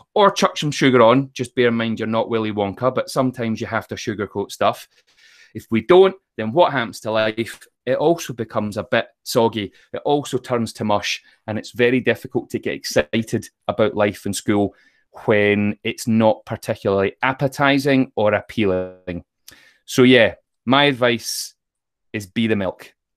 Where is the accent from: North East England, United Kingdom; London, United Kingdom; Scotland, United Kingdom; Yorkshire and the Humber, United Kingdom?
Scotland, United Kingdom; Troon; I grew up in Troon in Ayrshire